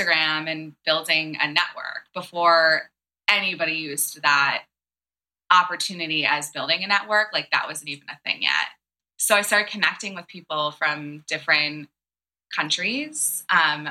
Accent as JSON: {"language": "English", "region": "East Coast", "country": "United States", "also_born_or_lived": "Santa Barbara, California", "said": "I come from the East Coast"}